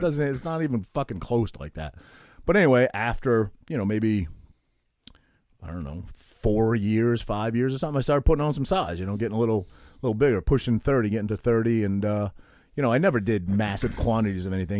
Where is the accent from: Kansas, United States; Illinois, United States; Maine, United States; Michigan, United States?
Maine, United States; I'm this kid from Maine